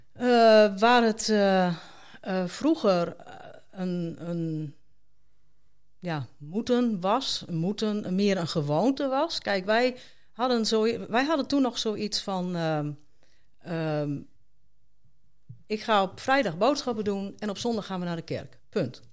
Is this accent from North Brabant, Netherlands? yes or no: no; Haren, Groningen, Netherlands; moved away; ik ben daar geboren en getogen.